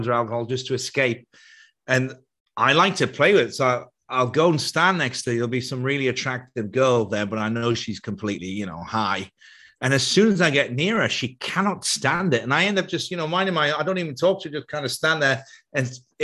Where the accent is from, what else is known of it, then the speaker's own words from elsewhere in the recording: Ireland; I grew up in Catholic Ireland